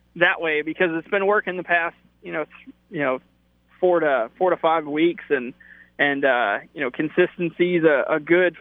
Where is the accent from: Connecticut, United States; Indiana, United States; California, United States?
Connecticut, United States; I grew up in Connecticut